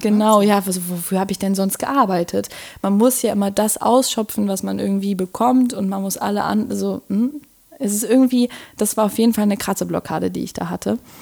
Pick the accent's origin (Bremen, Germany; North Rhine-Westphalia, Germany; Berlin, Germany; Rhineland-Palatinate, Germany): Berlin, Germany; Wir sind in Moabit sogar beide aufgewachsen